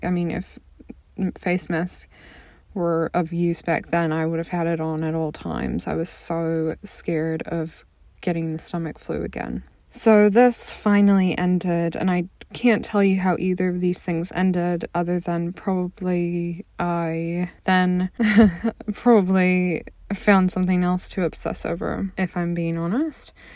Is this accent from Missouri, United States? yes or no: yes; a little town outside of St. Louis, Missouri, United States; I'm from the Midwest, um, a little town outside of St. Louis, Missouri